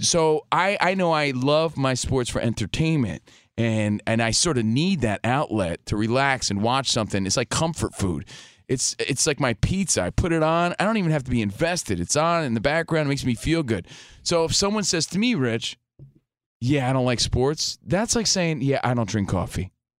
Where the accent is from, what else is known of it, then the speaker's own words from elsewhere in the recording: New Jersey, United States; I'm from Jersey, man.